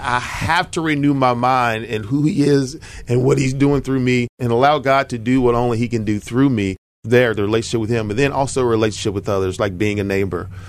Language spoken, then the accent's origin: English; Southaven, Mississippi, United States; moved away as an adult; now in Memphis, United States; I grew up in North Mississippi, so, uh, the Mid-South area, but I'm from South Haven, born and raised